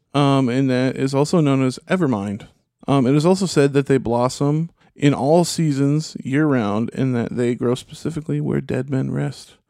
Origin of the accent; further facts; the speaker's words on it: United States; as an American